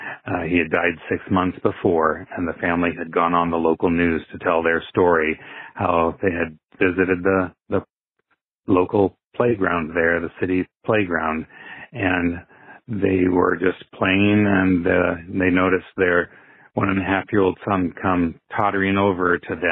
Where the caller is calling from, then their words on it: Iowa City, Iowa, United States; calling from Iowa City